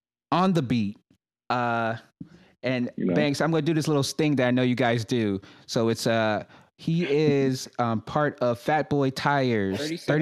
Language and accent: English; New York City, New York, United States; now in Charlotte, United States; I'm a transplant myself. I'm originally from Brooklyn, New York.